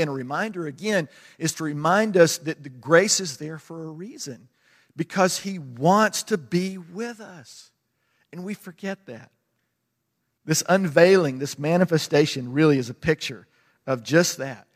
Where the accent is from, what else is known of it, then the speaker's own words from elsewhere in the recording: United States; I'm American